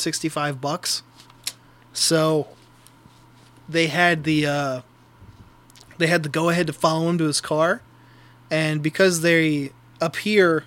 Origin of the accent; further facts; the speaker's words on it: Delaware, United States; I'm from Delaware.